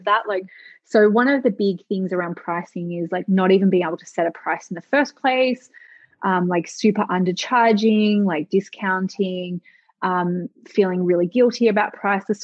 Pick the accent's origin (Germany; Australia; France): Australia; I'm Australian, our ancestors who were, you know, came from England in Australia